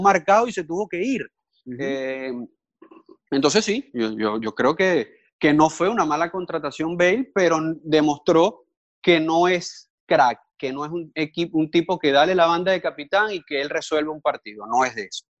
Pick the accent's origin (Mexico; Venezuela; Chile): Venezuela; now in Miami, United States; como buen venezolano